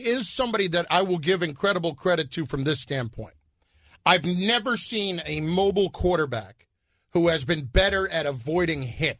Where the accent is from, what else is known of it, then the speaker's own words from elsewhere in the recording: New York, United States; I'm from New York.